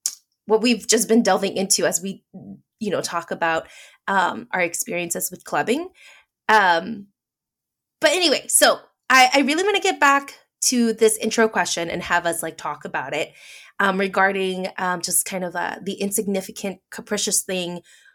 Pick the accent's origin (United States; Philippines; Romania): Philippines; Thanks, being Filipino. Because a lot of Southeast Asians apparently keloid.